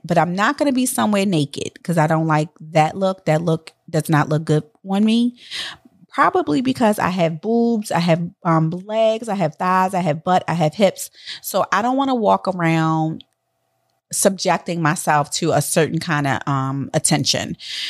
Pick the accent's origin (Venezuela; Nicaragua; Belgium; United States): United States; Miami, Florida; from Miami